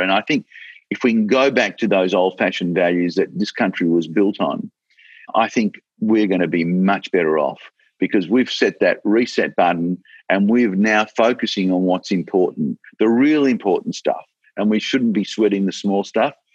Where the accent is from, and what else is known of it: Australia